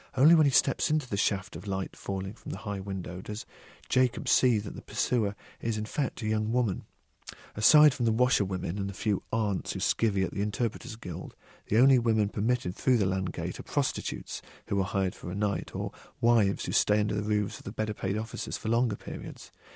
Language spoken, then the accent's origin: English; United Kingdom; I'm a British novelist